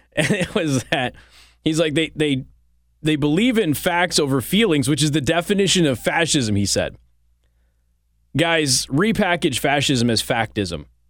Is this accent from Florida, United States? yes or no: no; California, United States; moved away; I was born in California